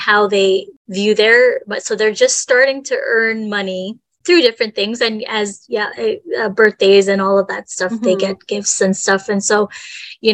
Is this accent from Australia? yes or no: no; Canada; we're Canadian